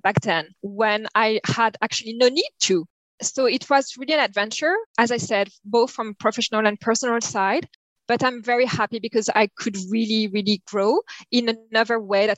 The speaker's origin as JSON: {"language": "English", "country": "France", "accent": "French", "second_language": "English", "said": "as you can tell by my accent, you have been listening and struggling with, maybe. I'm very French"}